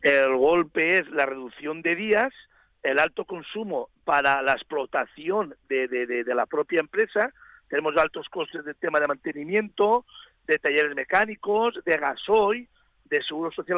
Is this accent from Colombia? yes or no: no; Spain; somos nosotros, los españoles